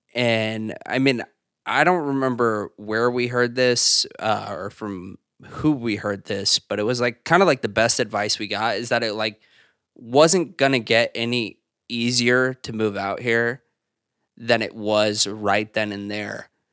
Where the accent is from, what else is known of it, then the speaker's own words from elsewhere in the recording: Zionsville, Indiana, United States; moved away as an adult; now in New York City, United States; I am originally from Zionsville, Indiana. It's where I went to high school, um, and where I grew up